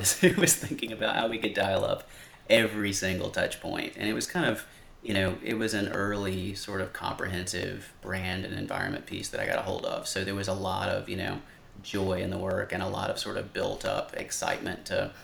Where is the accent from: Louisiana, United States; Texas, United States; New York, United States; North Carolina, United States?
North Carolina, United States; now in Austin, United States; I grew up in the South, in a little town in North Carolina